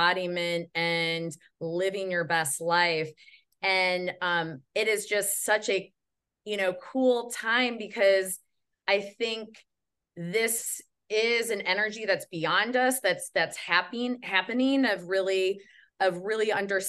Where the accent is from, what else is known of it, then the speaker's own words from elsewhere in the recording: Midwest, United States; I'm from the Midwest